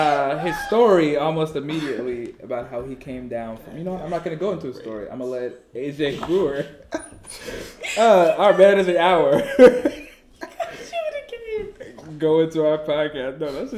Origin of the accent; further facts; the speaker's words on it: Richmond, Virginia, United States; also born or lived in Texas; I was new to the Southside, born and raised in the Northside, in West End for the most part.